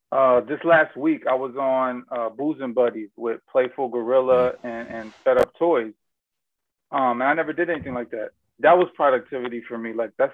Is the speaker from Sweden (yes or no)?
no; Germany; born there; Personally, most people don't know I was born in Germany.